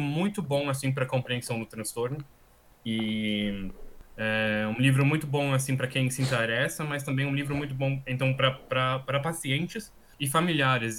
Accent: Austria; Portuguese is a second language; also born or lived in Brazil / Paris; então eu sou austríaco. É, vivi praticamente toda a minha vida na Áustria, com algumas exceções

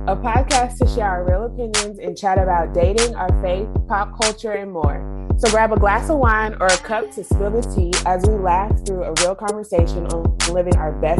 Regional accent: Atlanta, Georgia, United States; I was born and raised in Atlanta.

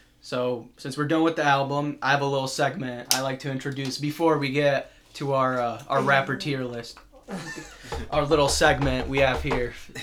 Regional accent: Chicago, Illinois, United States; I'm from Chicago

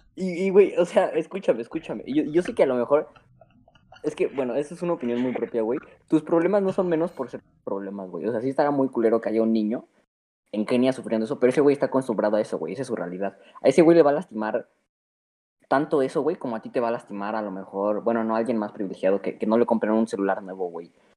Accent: Mexico

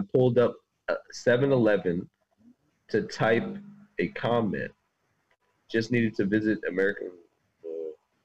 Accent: Trinidad & Tobago; I'm born in Trinidad.

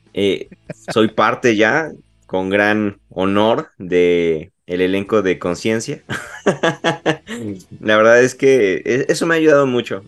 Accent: Puebla, Mexico; soy de la ciudad de Puebla, estoy muy, muy a gusto aquí

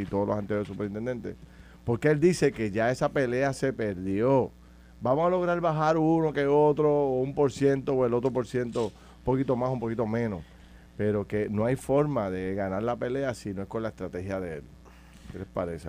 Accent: Puerto Rico; yo soy de Camus, en el campo

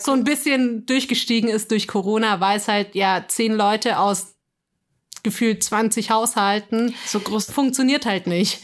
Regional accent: Bavaria, Germany; bei uns in Bayern

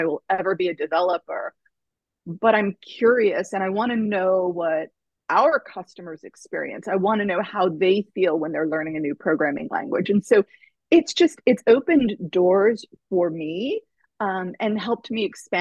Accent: Tornado Alley, United States; I grew up in Tornado Alley

